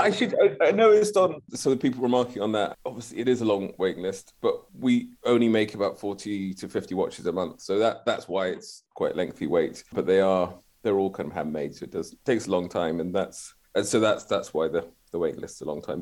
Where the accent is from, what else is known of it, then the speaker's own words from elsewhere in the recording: Glasgow, Scotland, United Kingdom; I'm from Glasgow.